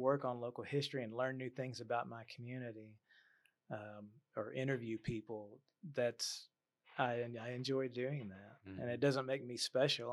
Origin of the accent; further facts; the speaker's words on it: Waco, Texas, United States; I grew up in North Waco. I live in South Waco